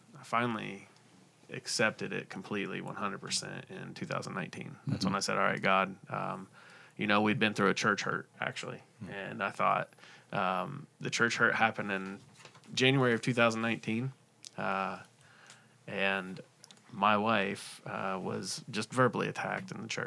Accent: Central Ohio, United States; now in South Point, United States; I grew up in Central Ohio. I was an hour east of Columbus, so I've been in the Central Ohio area my whole life

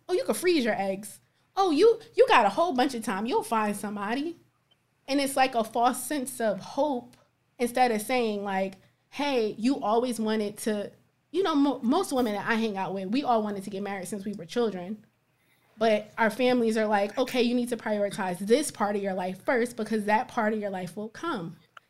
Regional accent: Plainfield, United States; We from the same area. I'm from Plainfield.

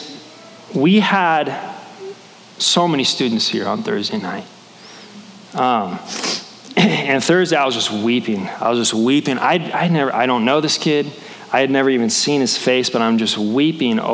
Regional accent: Portland, Oregon, United States; now in Boise, United States; Portland is my hometown

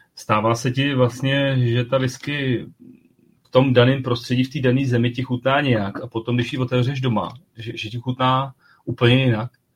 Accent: Czechia; jsme Češi

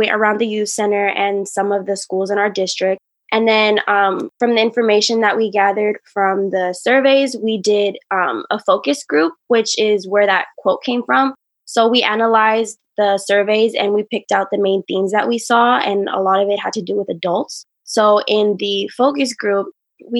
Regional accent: Richmond, California, United States; I grew up and raised there

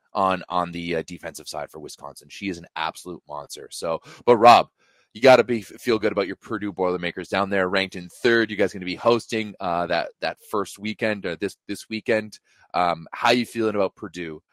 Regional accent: Canada; as a Canadian

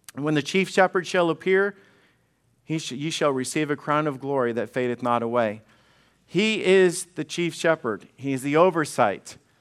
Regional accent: Alabama, United States; I am a redneck from Alabama

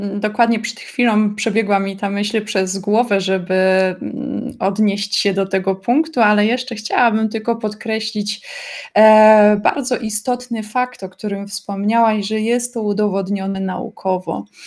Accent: Zabrze, Silesian Voivodeship, Poland; now in Germany; jestem z mojej miejscowości, jestem z Zabrza na Śląsku i mieszkam teraz w Niemczech

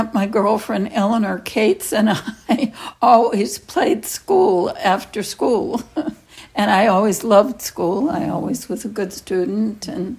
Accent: Boston, Massachusetts, United States; also born or lived in Lynn, Massachusetts; I grew up in Boston

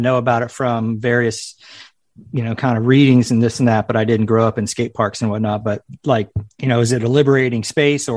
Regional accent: Palm Beach County, South Florida, United States; I grew up in South Florida in Palm Beach County

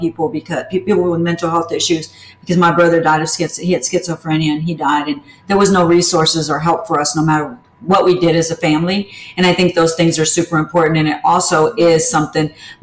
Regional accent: Houston, Texas, United States; I'm from Texas and everything comes in giant portions

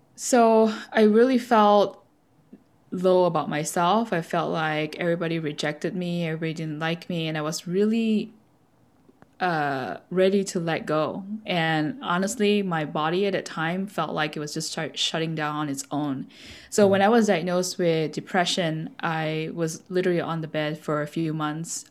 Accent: Malaysia; I was born in Malaysia, so we uh, brought up with the Buddhist uh, teaching

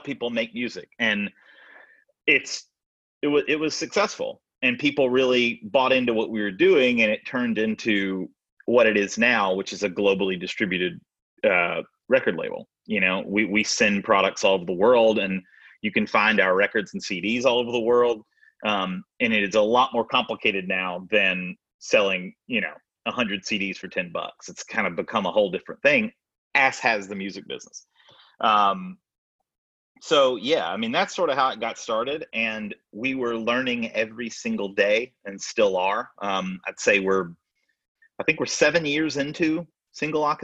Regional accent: Tuscaloosa, Alabama, United States; moved away as an adult; now in the Shoals, United States; I'm originally from Tuscaloosa, Alabama, just a couple hours south.

